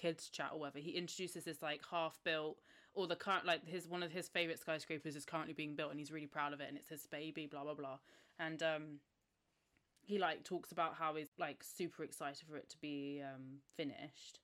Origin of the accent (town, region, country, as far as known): England, United Kingdom